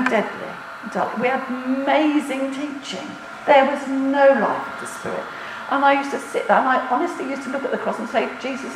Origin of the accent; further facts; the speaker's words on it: United Kingdom; as British people